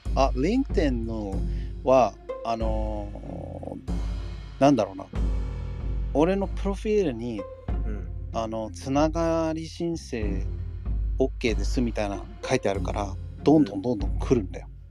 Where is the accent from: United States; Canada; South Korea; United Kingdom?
United States; first language English; Japanese is a second language; now in Japan; アメリカで生まれたから英語は母国語です